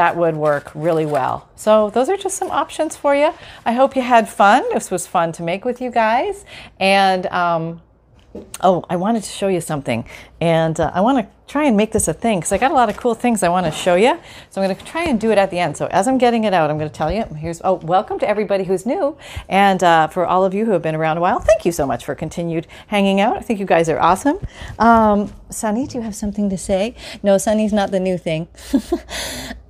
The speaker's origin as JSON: {"language": "English", "country": "Canada", "moved": "yes", "said": "I'm Canadian"}